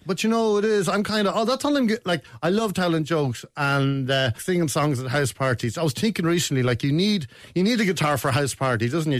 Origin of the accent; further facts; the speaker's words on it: Kells, Leinster, Ireland; moved away as an adult; now in Dingle, Ireland; I grew up in Kells County Meath